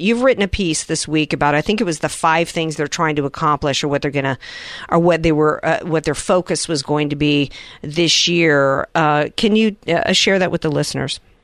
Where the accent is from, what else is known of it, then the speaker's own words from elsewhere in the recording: the South, United States; being a Southerner